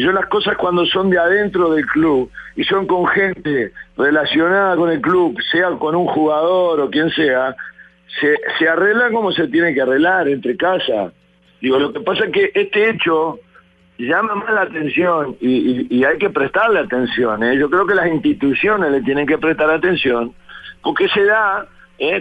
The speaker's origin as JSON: {"language": "Spanish", "region": "Florida", "country": "Uruguay", "tie": "born or raised there", "said": "de mi pueblo, de Florida"}